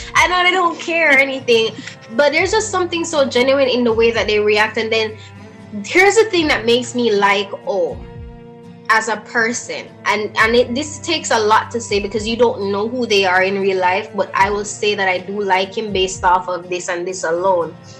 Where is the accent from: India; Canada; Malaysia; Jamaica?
Jamaica; I am Jamaican